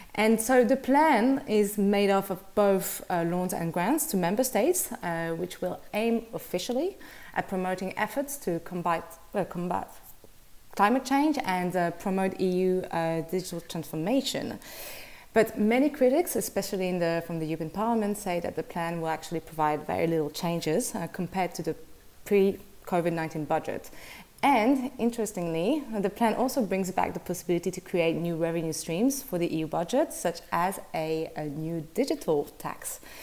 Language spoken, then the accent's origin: English; Brussels, Brussels-Capital Region, Belgium; Belgian from Brussels